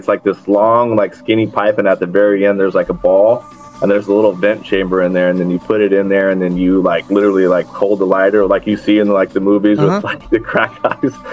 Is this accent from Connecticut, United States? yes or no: no; San Diego, California, United States; also born or lived in Texas; I got back to San Diego when I turned 8, and I've been here ever since